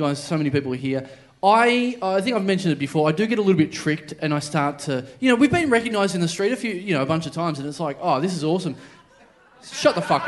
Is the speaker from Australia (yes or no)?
yes; Maryborough, Australia; I'm from Maryborough